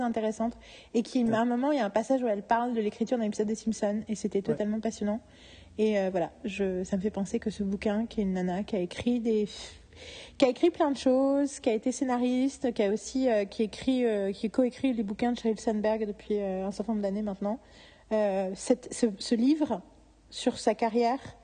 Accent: France; en tant que Français

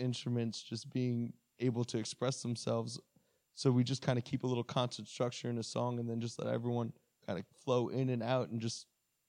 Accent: North Babylon, New York, United States; No, I grew up in North Babylon.

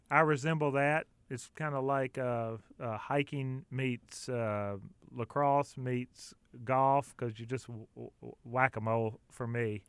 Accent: Clover, South Carolina, United States; I grew up in Clover, South Carolina

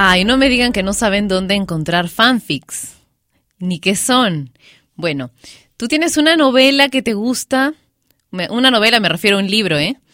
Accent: Peru

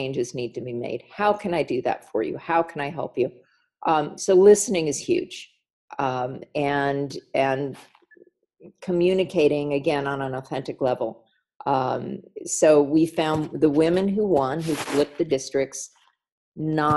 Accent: California, United States; I grew up in privilege in California

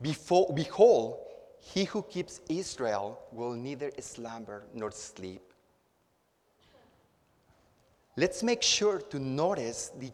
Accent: Acapulco, Guerrero, Mexico; now in Houston, United States; I'm from Acapulco, Mexico. My city is built around the Bay of Acapulco, and it's built up in the hills. And when I was a child, I used to go exploring after a rainstorm with all my friends from my neighborhood.

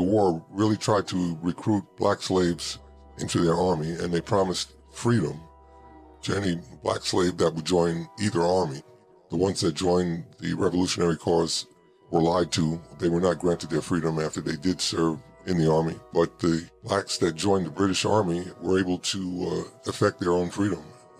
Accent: New York City, New York, United States; I was born and raised in New York City in Manhattan, and the part of Manhattan that I lived in was the last part of Manhattan that George Washington controlled before he had to leave and escape and go to Valley Forge.

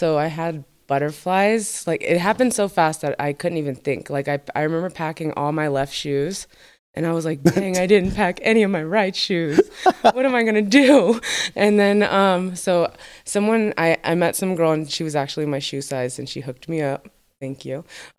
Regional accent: New Jersey, United States; also born or lived in Arizona; But yeah, and then I grew up in New Jersey and then Arizona, and then that's when I was like dancing

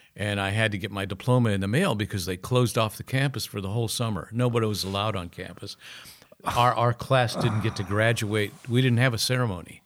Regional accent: Akron, Ohio, United States; growing up in Akron.

